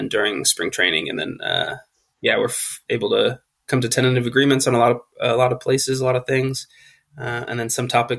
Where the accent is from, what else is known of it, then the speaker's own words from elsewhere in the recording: California, United States; I was born and raised in California